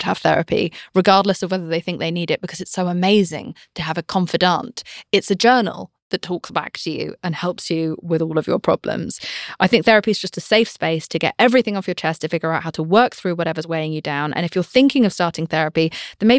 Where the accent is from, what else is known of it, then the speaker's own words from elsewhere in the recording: United Kingdom; I'm British